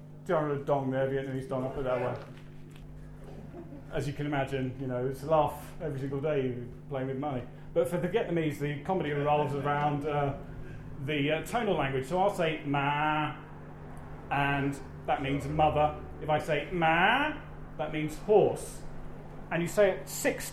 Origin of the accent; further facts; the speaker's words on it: United Kingdom; being British abroad